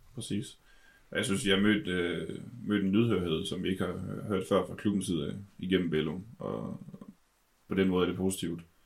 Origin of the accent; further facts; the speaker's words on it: Denmark; vi er danskere